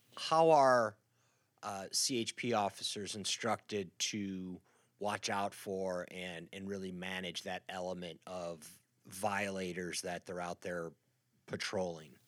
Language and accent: English; Midwest, United States; moved away; I grew up in the Midwest